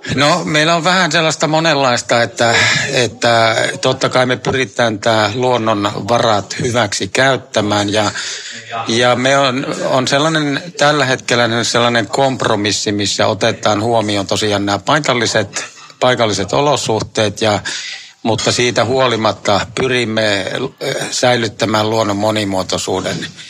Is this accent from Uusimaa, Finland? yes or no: no; South Savo, Finland; meillä päin Etelä-Savossa